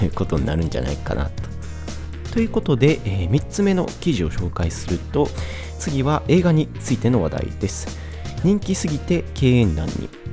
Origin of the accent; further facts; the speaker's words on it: Kansai, Japan; 僕自身が関西人なので